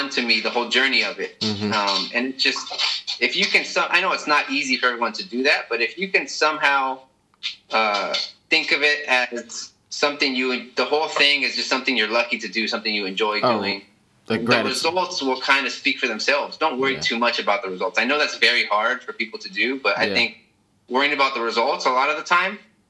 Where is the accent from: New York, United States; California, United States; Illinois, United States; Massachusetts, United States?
California, United States; Imperial Valley, Southern; where I grew up, a little town, Imperial Valley, was right on the border of Mexico